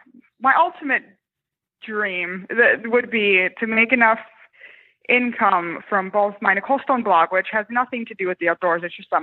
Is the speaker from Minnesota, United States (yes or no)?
yes; Minnesota, United States; I'm from Minnesota originally